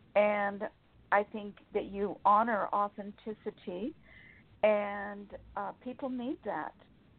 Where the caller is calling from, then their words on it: Sacramento, California, United States; Sacramento, California.